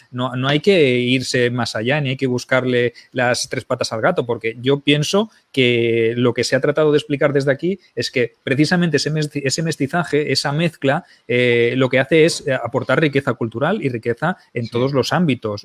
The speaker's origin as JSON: {"language": "Spanish", "town": "Barcelona", "region": "Catalonia", "country": "Spain", "said": "soy de Barcelona"}